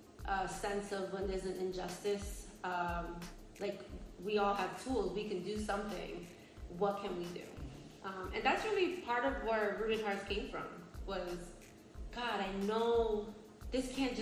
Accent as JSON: {"language": "English", "town": "New York City", "region": "New York", "country": "United States", "tie": "born or raised there", "moved": "yes", "lives_now": "North Carolina, United States", "said": "We grew up in New York City"}